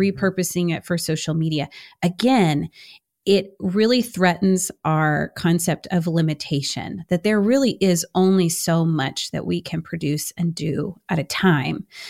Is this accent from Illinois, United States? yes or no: no; Houston, Texas, United States; I'm from Houston, H Town